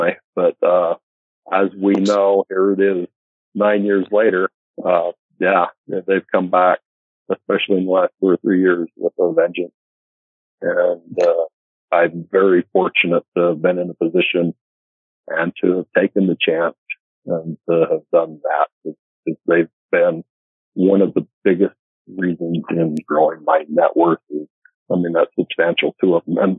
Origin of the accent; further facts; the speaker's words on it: Northern Utah, United States; I grew up in Northern Utah